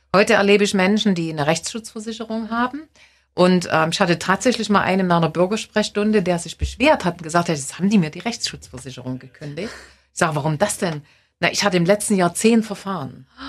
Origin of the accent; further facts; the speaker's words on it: East Germany, Germany; da sollten wir uns ein Stück besinnen als Ostdeutsche